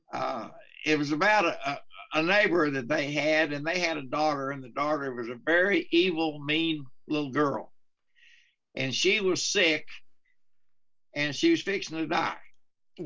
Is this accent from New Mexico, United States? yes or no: yes; Carlsbad, New Mexico, United States; now in Texas, United States; I'm from Carlsbad, New Mexico. I was raised up in New Mexico before I came to Texas